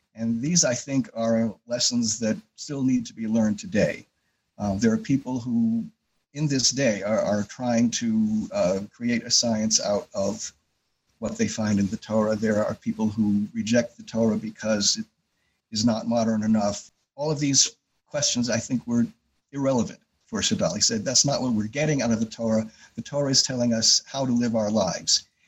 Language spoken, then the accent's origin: English; Yonkers, New York, United States; moved away as an adult; now in Rochester, United States; I grew up in Yonkers, New York, so just north of New York City.